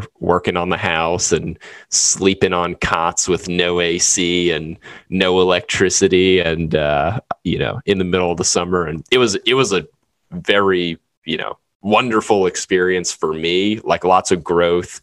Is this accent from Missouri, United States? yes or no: no; New Orleans, Louisiana, United States; moved away; we're from New Orleans